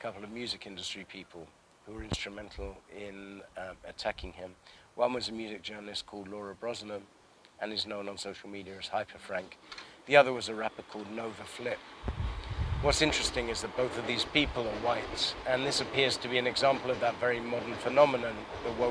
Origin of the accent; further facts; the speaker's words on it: London, United Kingdom; I grew up in Northwest London and I'm in Southeast now